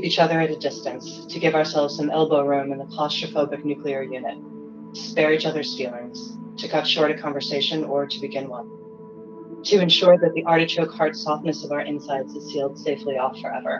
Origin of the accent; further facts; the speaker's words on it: New York City, New York, United States; I was born in Yorkville, which is the very far east neighborhood in New York City